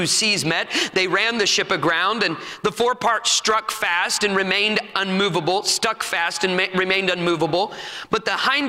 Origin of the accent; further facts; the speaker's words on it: United States; we are going to sit down as American Christians